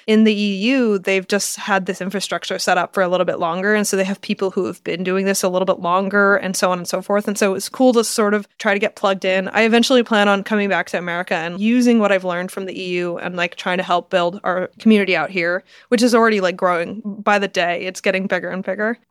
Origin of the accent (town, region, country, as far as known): United States